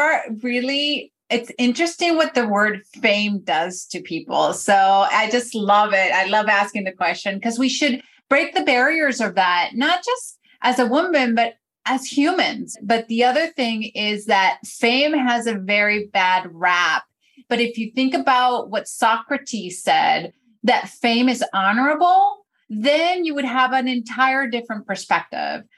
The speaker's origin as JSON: {"language": "English", "country": "Venezuela", "tie": "born or raised there", "moved": "yes", "lives_now": "United States", "said": "when I was growing up in Venezuela, I was born in Venezuela and I wasn't even in the US yet."}